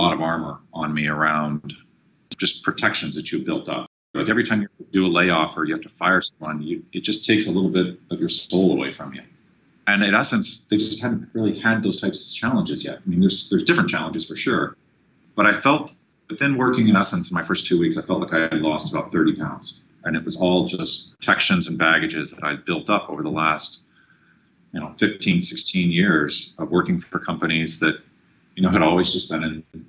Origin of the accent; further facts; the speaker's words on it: Sacramento, California, United States; also born or lived in Guam / New Hampshire / Alaska; I was born in Guam, and then we moved to New Hampshire, and then moved to Alaska, and then we came down to Sacramento halfway through grade school, so into fourth grade.